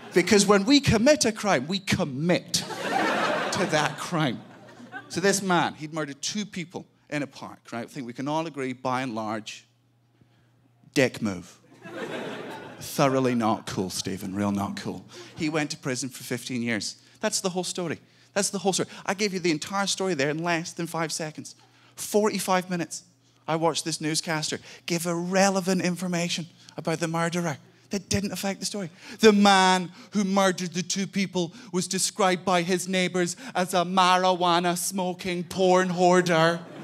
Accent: Scotland, United Kingdom; I'm from Scotland.

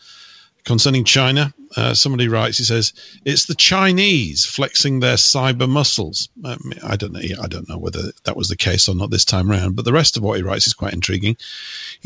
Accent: United Kingdom; I am British

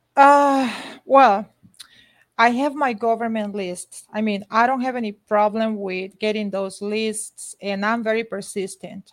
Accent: Honduras; now in United States; I'm from Honduras

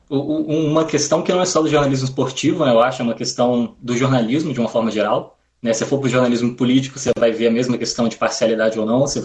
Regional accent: Espírito Santo, Brazil; Como um dos amigos da mesa já entregou, eu sou capixaba, é, não sou carioca, né? Por isso, vai, vai ficar claro durante o programa, né, na minha fala

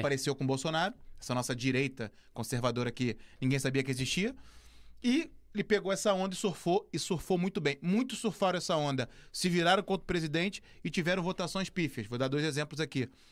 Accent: Brazil; moved away; eu falando como brasileiro

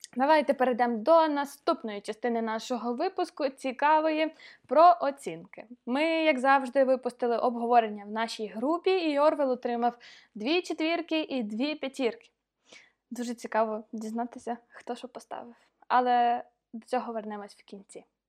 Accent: Ukraine; я з України.

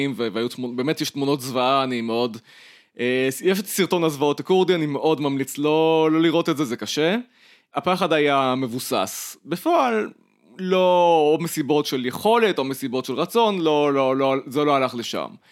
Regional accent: Ramat Gan, Tel Aviv District, Israel; אני גדלתי ברמת גן

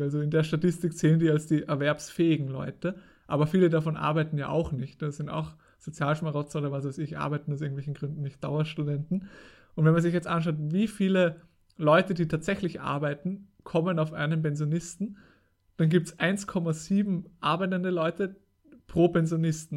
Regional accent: Austria; bei uns in Österreich

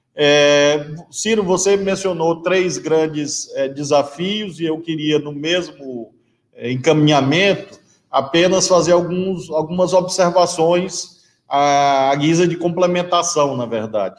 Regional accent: Brazil; assim como brasileiro

